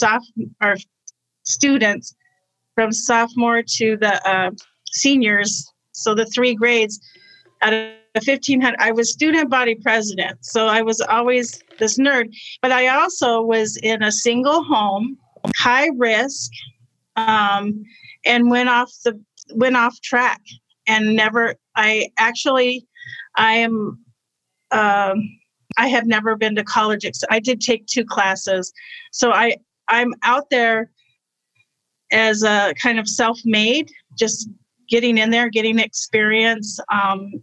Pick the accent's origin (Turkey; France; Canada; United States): United States; Arizona; I was raised in Arizona